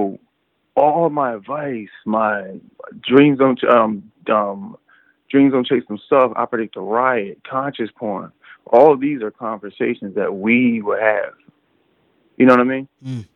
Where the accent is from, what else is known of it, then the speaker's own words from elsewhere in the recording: Chester, Pennsylvania, United States; I was born and raised in Chester, Pennsylvania